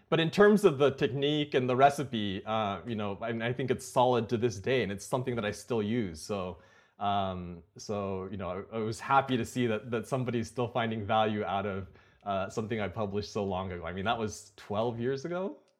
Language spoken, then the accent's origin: English; Napa, California, United States; also born or lived in Silicon Valley; I grew up in Napa, um, which is not too far from Silicon Valley.